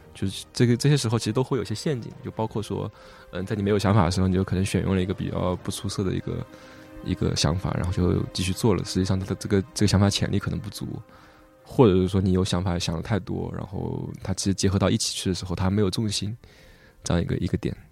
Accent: Hangzhou, Zhejiang, China; 而且我们都是杭州人

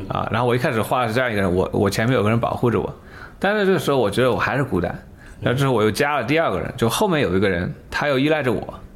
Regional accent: China; moved away; 我是个中国人

